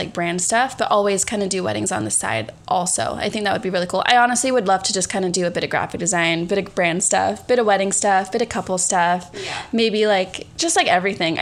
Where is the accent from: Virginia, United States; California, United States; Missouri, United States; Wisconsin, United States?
California, United States; San Diego; also born or lived in Australia; I was born in San Diego. I was raised in San Diego, but I lived in Australia for 2 years during high school.